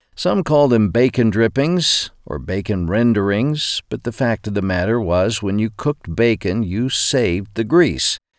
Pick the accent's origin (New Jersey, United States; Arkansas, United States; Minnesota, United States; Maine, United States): Arkansas, United States; Growing up in Arkansas